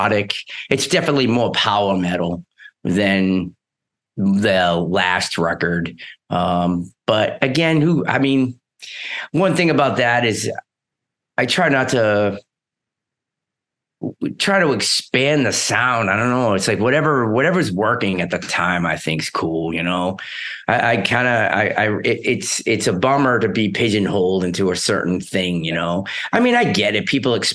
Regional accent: Northeast, United States; I'm from the Northeast

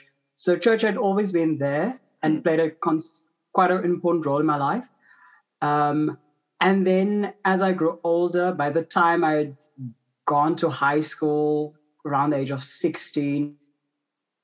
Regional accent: Cape Town, Western Cape, South Africa; also born or lived in Stellenbosch; I'm originally from Cape Town, which is, I mean, Cape Town is Cape Town in South Africa

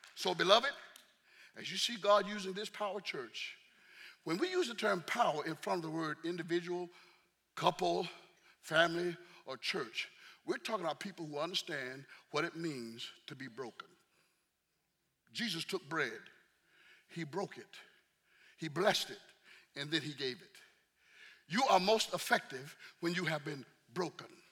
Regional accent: the South, United States; I'm from the South

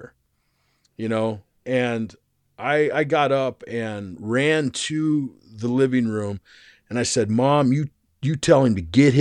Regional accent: Arizona, United States; I grew up in Arizona for most of my life.

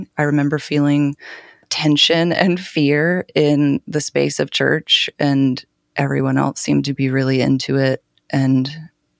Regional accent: Nashville, Tennessee, United States; Both of my parents are from upstate New York and moved my family down to Nashville before I was born. So I grew up as a Southerner inside of a Northern family

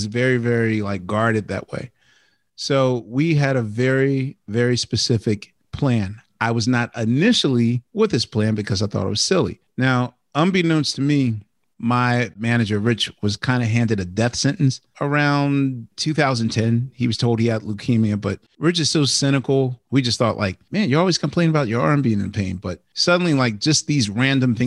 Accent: Philadelphia, Pennsylvania, United States; growing up in Philly, in a very iconic food town

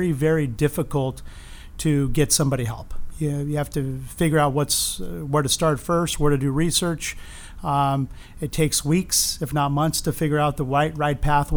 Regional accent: Los Angeles, California, United States; also born or lived in Arizona; born and raised in East Los Angeles

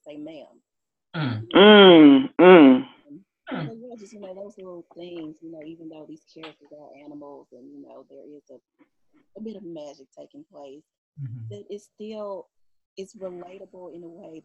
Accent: the South, United States; I'm from the South

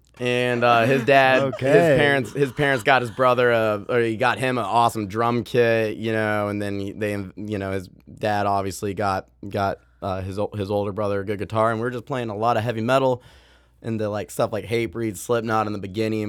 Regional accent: Jacksonville, Florida, United States; born there; also born or lived in Georgia / Missouri / Maine; So I was born in Jacksonville, Florida. Spent very brief time there. I mean, I was just born there. That's where all my family's from. But we were actually living in Georgia. At the time. So I've lived in Florida, Georgia, Missouri.

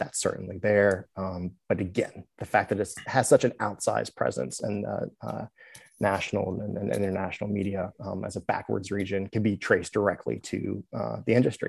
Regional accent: Buchanan, West Virginia, United States; born or raised there

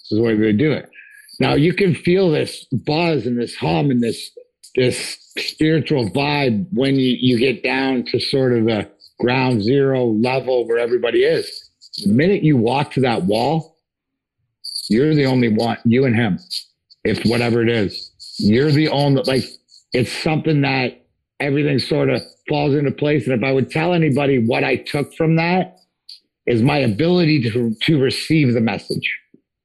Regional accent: Leamington, Ontario, Canada; I grew up in Southern Ontario.

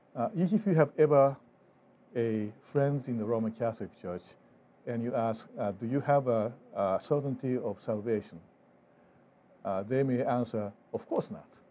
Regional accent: Japan; now in Fort Wayne, United States; I grew up in Japan

